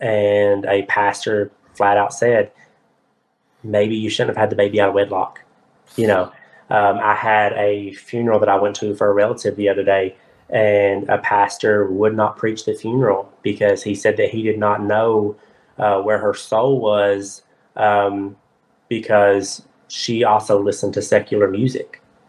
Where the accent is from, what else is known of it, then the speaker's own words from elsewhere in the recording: the Bible Belt, United States; I can tell you right now, I'm from the Bible Belt, y'all.